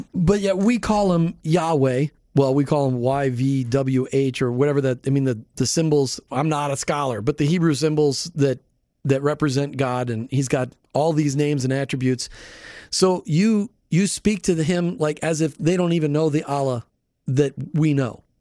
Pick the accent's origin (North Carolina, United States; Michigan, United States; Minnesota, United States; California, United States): Minnesota, United States; I grew up in Minnesota